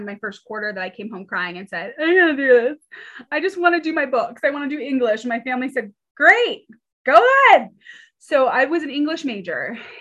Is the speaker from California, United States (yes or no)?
yes; Pasadena, California, United States; moved away as an adult; also born or lived in Georgia; now in Colorado, United States; I'm from California originally, the lovely city of Pasadena